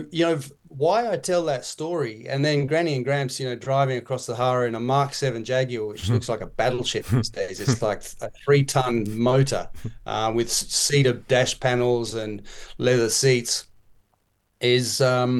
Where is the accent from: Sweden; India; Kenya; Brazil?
Kenya; My folks were farmers in Kenya, Tim.